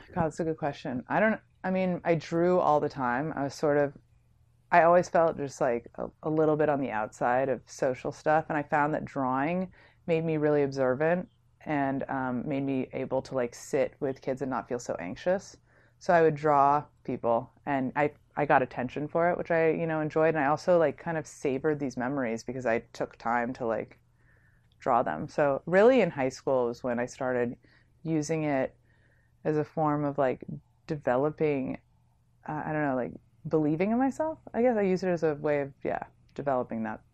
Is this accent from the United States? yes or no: yes; San Francisco, California, United States; moved away as an adult; also born or lived in New York; I'm from San Francisco.